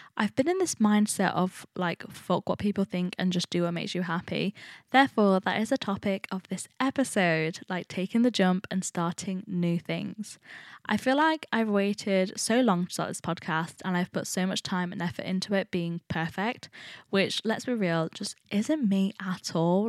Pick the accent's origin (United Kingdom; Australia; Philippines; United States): United Kingdom; Nottingham, East Midlands; I study fashion at Nottingham. A lot of people actually ask me why I went to the uni, my hometown